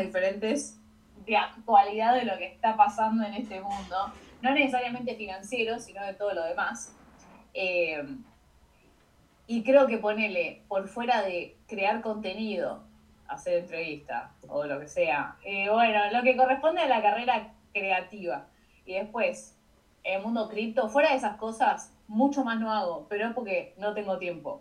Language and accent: Spanish; Argentina; Por ser de Argentina